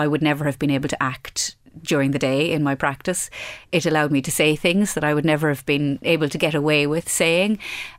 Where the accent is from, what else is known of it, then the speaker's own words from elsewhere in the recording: Midlands, Ireland; I came from a very inland county and I came from the Midlands